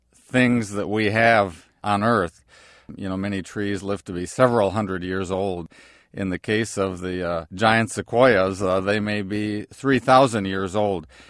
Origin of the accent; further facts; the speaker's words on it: Wisconsin, United States; my home state, of uh, Wisconsin